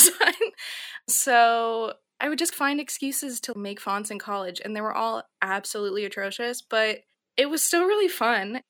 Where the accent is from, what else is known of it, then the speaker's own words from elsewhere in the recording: Minnesota, United States; moved away as an adult; also born or lived in San Francisco; I'm a Midwesterner, it's very special to me